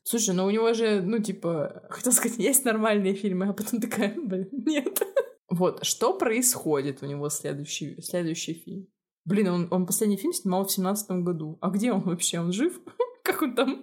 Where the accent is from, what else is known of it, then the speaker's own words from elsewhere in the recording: Murmansk, Murmansk Oblast, Russia; now in Armenia; Они спрашивают, откуда ты? Я говорю, Мурманск